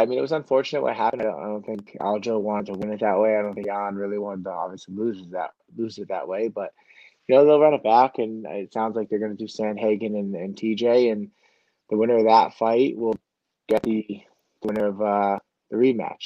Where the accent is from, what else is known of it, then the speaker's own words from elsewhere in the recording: Manchester, New Hampshire, United States; now in Auburn, United States; I grew up in Southern New Hampshire at the high school college in Manchester, but now I'm in Auburn